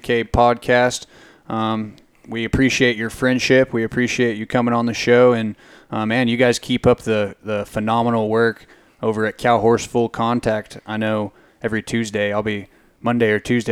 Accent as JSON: {"language": "English", "town": "Midland", "region": "Texas", "country": "United States", "tie": "born or raised there", "also_born_or_lived": "Fort Worth", "said": "I'm a city kid through and through. I grew up in city in Midland, was in Fort Worth, moved out here"}